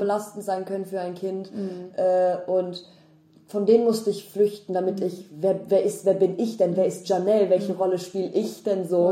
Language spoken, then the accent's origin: German; North Rhine-Westphalia, Germany; now in Berlin, Germany; bei uns in NRW